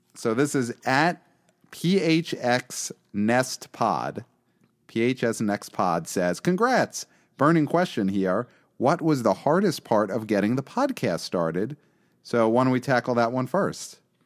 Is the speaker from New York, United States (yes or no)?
yes; New York City, New York, United States; I'm from Brooklyn, we don't say y'all